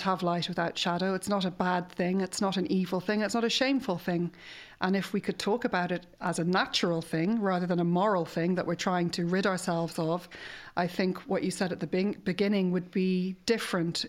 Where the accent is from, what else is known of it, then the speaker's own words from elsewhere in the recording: Ireland; we struggle with as an Irish nation